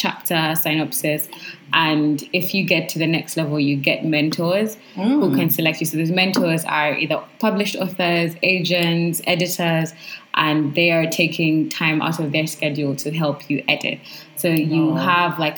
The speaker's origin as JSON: {"language": "English", "country": "Uganda", "said": "I'm from Uganda, and I'm a writer."}